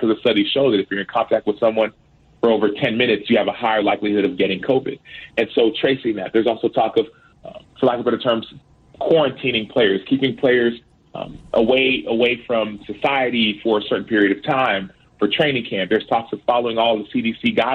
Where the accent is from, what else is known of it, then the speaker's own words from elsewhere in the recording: Dallas, Texas, United States; the school that I went to in first and second grade, it was in a predominantly black neighborhood in South Oak Cliff in Dallas